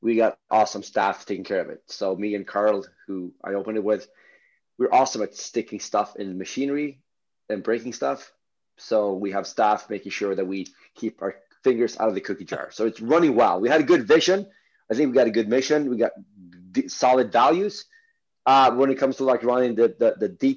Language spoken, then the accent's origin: English; Stockholm, Stockholm County, Sweden; we're not from the same part of Stockholm, but we're from Stockholm.